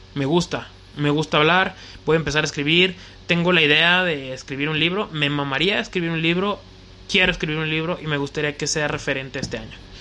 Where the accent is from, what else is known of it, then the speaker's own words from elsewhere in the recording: León, Guanajuato, Mexico; soy de León, Guanajuato